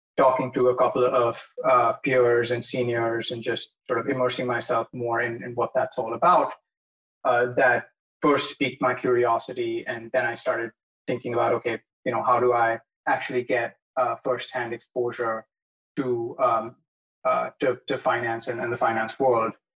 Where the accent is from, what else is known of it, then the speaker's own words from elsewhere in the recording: India; moved away as an adult; also born or lived in San Francisco, United States; now in New York, United States; I was born and raised in India. Grew up here. Uh, went to high school here.